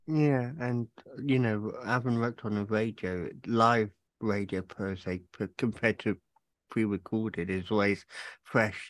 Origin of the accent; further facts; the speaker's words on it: England, United Kingdom; moved away; I'm originally from England